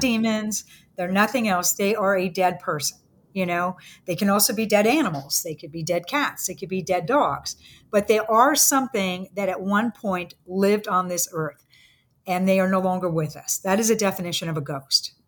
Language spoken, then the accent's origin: English; San Francisco, California, United States; I grew up in San Francisco, um, in the sixties